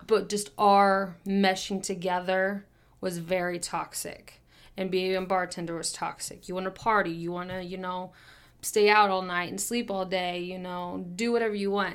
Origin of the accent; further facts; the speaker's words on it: Kansas City, United States; I was born and raised in Kansas City, have been here my whole entire life